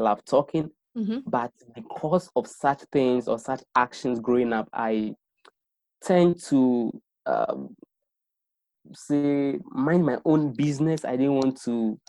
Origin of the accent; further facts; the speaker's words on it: Accra, Greater Accra, Ghana; I was born in Accra, and then I've lived in Accra all my life